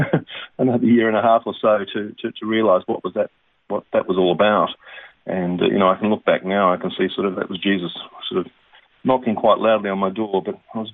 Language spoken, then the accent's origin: English; Melbourne, Victoria, Australia; I was born and raised in Melbourne